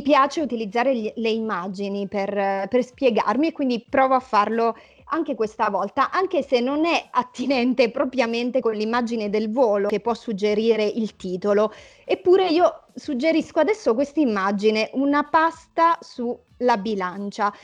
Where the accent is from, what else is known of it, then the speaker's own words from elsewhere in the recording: Lauria, Basilicata, Italy; moved away as an adult; also born or lived in Milan; avevo lasciato Lauria, il mio paese d'origine, ero a Milano